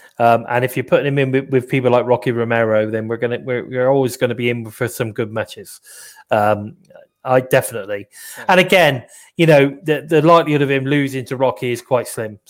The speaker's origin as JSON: {"language": "English", "country": "United Kingdom", "accent": "very British", "said": "I'm extremely British. That's true. So my accent is very British."}